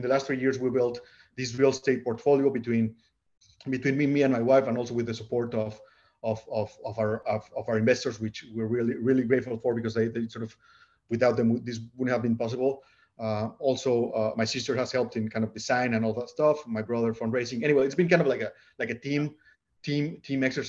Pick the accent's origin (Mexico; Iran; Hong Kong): Mexico; Puebla; moved away as an adult; also born or lived in New York City, United States / Bay Area, California, United States; now in California, United States; we are originally from Mexico. We are from a city called Puebla, which is like 2 hours away from Mexico City.